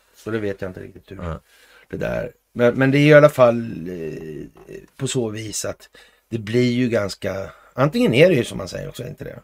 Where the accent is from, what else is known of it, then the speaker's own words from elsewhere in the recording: Sweden; vi i Sverige